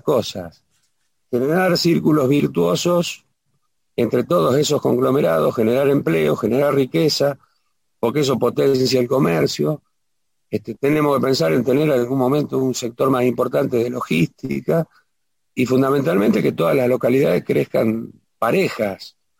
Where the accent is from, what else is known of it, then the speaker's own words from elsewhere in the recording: Ramallo, Buenos Aires Province, Argentina; also born or lived in Pérez Millán; Después, hasta los cinco años, estuve en Villa Ramallo y después ya me afinqué cuando mis padres